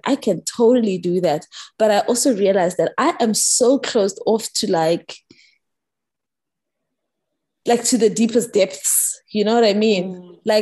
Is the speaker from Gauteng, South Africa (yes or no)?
yes; Pretoria, Gauteng, South Africa; moved away as an adult; also born or lived in Johannesburg / Bloemfontein / Sydney; I grew up in Pretoria. Yes, I went to school in Johannesburg. I've lived in different, you know, I lived in Bloem, I lived in Sydney, all those things, and I've come back